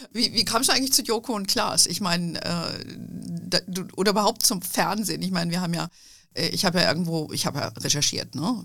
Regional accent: Bavaria, Germany; wir in Bayern

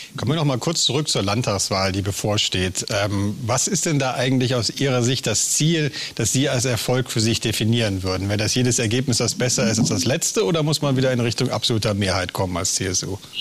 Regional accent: Rhineland, Germany; als Rheinländer blutet mir persönlich natürlich das Herz

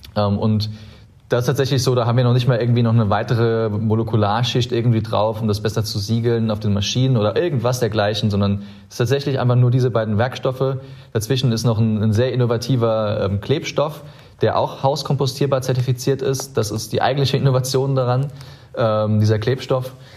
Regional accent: Saarland, Germany; moved away; ich bin sehr, sehr behütet im Saarland aufgewachsen

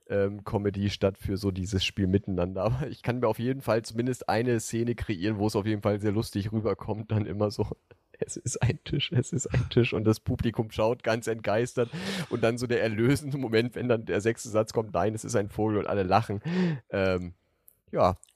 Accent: Brandenburg, Germany; born there; also geboren bin ich ja in Brandenburg, aber tatsächlich ist, ist mein Versuch immer sehr hochdeutsch zu sprechen

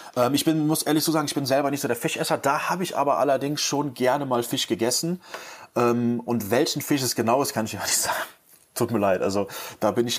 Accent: Cologne, North Rhine-Westphalia, Germany; Ich bin halt gebürtiger Kölner

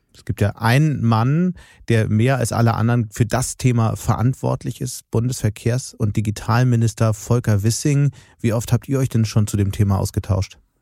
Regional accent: Hamburg, Germany; now in Düsseldorf, Germany; Ich bin ja selbst aus Hamburg

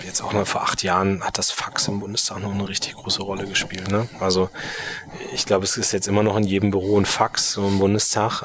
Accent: Munster, Lower Saxony, Germany; also born or lived in Berlin; Meine Heimatstadt selbst ist Munster, mhm. ähm, kennt man als größten Heeresstandort

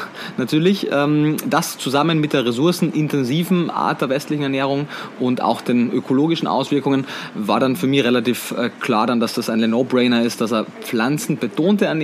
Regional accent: Austria; now in Berlin, Germany; wie man wahrscheinlich ab dem ersten Moment hört, bin ich Österreicher, bin geboren, aufgewachsen in Österreich, ähm, habe meinen Lebensmittelpunkt mittlerweile aber in Berlin in Deutschland

